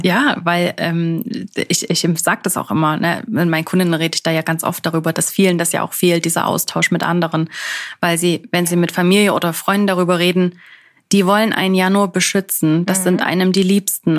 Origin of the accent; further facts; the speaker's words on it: Germany; moved away as an adult; now in Switzerland; ich natürlich jetzt hier als Deutsche komme